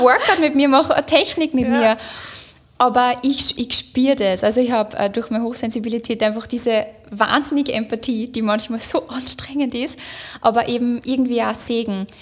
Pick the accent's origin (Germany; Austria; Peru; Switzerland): Austria; Upper Austria; moved away as an adult; also born or lived in Linz; now in Vienna, Austria; ich bin ja aus Oberösterreich und ich bin dann nach Wien gezogen wegen meiner Arbeit